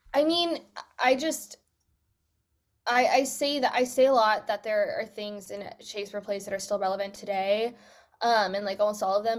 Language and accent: English; United States; first language English; moved away as an adult; now in United Kingdom; I'm American